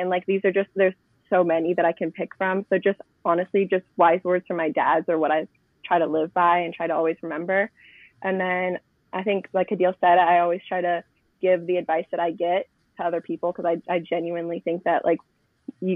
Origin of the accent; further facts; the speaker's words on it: Chesapeake, Virginia, United States; now in Northern Virginia, United States; I am originally from Chesapeake, but I moved to Northern Virginia Chesapeake, Virginia. But I live in Northern Virginia now